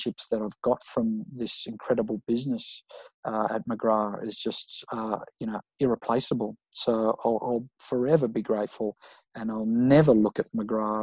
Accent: Sydney, New South Wales, Australia; I grew up in Maroubra

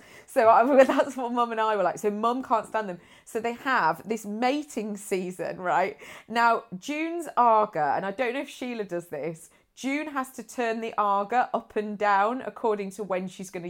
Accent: Nuneaton, West Midlands, United Kingdom; born there; I was born in Nuneaton.

